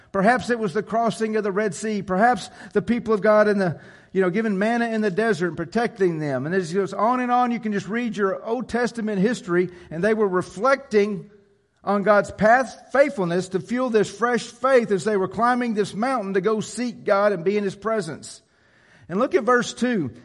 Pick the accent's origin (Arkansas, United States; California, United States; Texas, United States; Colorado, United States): Arkansas, United States; Jonesboro; I grew up in Jonesboro